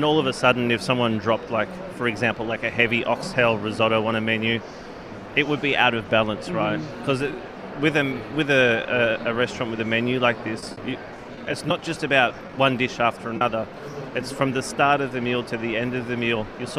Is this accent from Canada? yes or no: no; Australia; now in Singapore; As an Australian, it's a hard one for people to sometimes understand